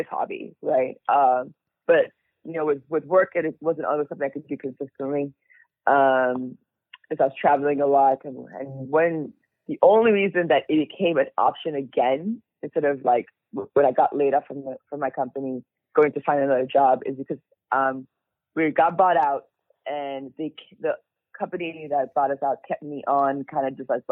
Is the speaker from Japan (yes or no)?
no; Nigeria; moved away; I was born in Nigeria. My parents were born in Nigeria. So we're all immigrants